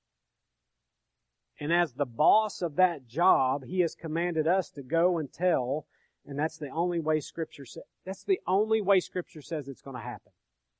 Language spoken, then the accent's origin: English; New York, United States; but I'm from upstate New York.